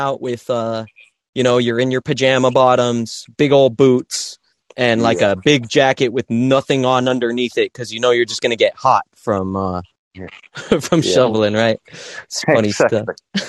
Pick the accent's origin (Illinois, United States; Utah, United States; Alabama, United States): Utah, United States; Salt Lake City; moved away as an adult; now in San Diego, United States; I'm from Salt Lake City, Utah. So I'm also a mountain man myself. I was born in the high elevation. I was born in the land of nosebleeds myself.